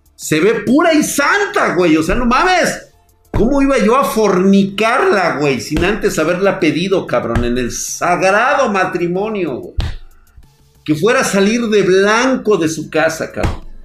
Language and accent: Spanish; Mexico; Como buen mexicano